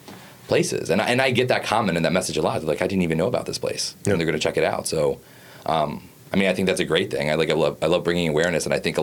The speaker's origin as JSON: {"language": "English", "town": "Baltimore", "region": "Maryland", "country": "United States", "tie": "born or raised there", "also_born_or_lived": "Washington, D.C.", "said": "We lived down there for 2 years, but I guess this was like eight to 10 years ago. And then, like, when I was growing up in Baltimore"}